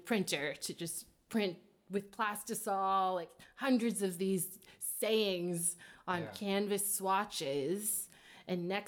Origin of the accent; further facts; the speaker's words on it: Kansas City, Missouri, United States; moved away as an adult; now in New York, United States; I'm from Kansas City